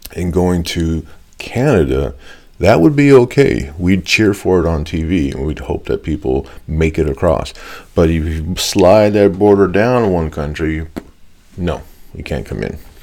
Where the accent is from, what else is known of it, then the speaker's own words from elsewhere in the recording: United States; I'm Mexican American